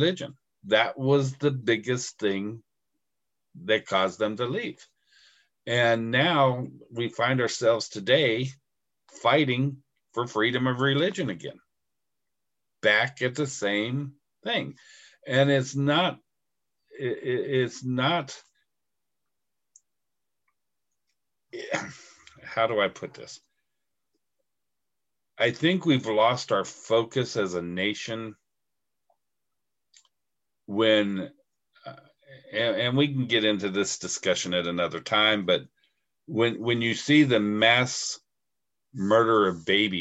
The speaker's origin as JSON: {"language": "English", "country": "United States", "said": "I'm proud to be an American. I'm proud to be living in this country right now."}